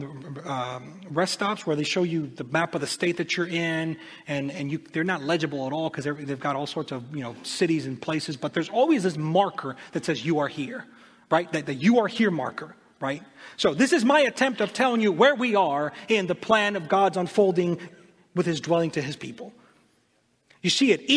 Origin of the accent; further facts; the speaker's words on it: Honduras; moved away; also born or lived in United States; I'm from Honduras, but we would come and spend the summer in the States.